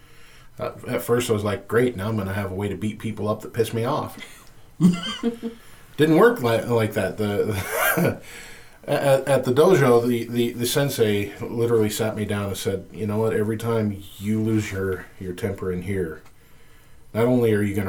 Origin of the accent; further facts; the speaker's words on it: Compton, California, United States; I'm a white boy from Compton